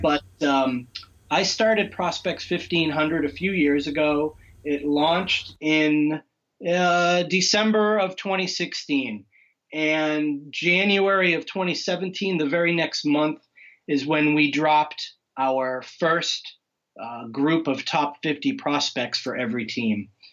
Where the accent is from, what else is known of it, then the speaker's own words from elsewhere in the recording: Western Massachusetts, United States; I'm I'm in Western Massachusetts